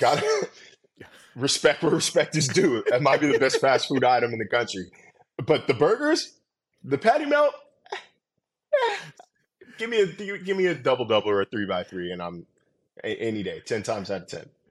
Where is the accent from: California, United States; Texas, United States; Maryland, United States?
California, United States; Sacramento; moved away; So, I grew up in California. I grew up in Sacramento.